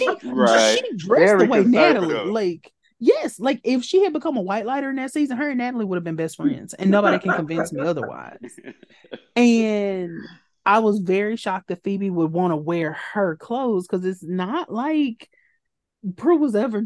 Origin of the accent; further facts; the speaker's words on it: Louisiana, United States; I'm from Bumtuck, Louisiana